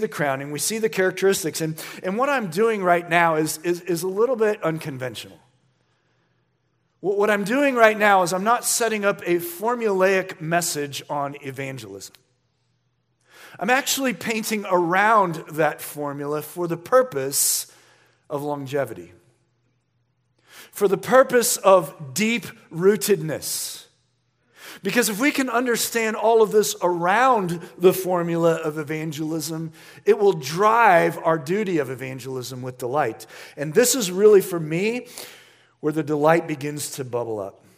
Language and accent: English; United States; as American Christians